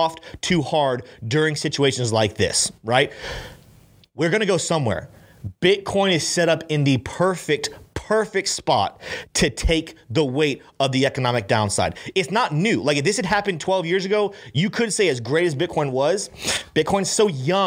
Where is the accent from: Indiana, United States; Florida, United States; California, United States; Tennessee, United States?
Florida, United States; Brandon; I grew up here in Florida. I grew up right in Brandon.